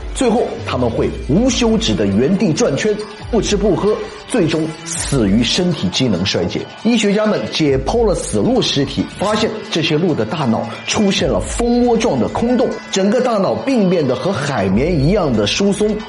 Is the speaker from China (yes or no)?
yes; China; 我们中国人